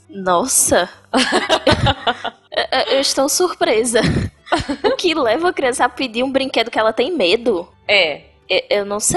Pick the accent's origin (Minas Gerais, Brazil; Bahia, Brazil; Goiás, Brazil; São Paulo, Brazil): Bahia, Brazil